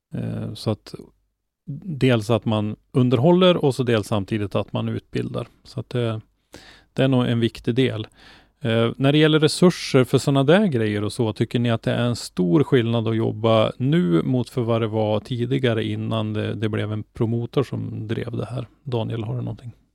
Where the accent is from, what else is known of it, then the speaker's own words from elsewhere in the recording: Norrland, Sweden; för mig som är norrlänning